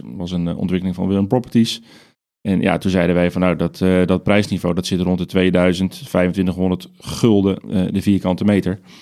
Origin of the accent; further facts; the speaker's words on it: Netherlands; als Nederlanders